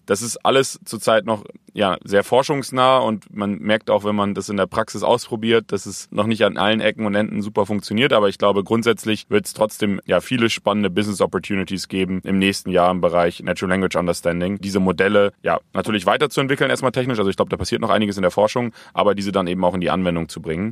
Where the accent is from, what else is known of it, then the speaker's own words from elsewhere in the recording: Bremen, Germany; Wir kommen beide aus Bremen